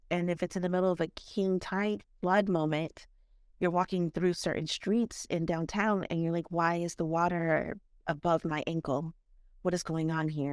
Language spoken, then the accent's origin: English; South Florida, United States; I grew up here in South Florida